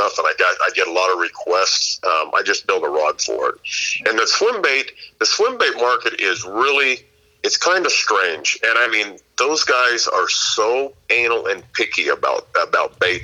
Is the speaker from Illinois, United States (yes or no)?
no; near Yuba City, California, United States; my hometown, it's in Yuba City